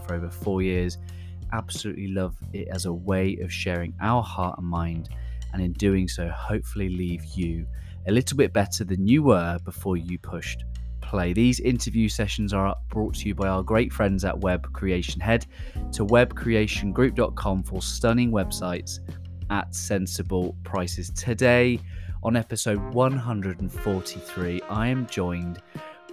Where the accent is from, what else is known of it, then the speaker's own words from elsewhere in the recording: United Kingdom; accent: British; my British accent